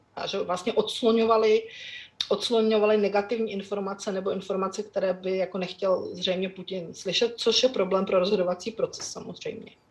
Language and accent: Czech; Czechia; kteří jsme vyrostli za Československa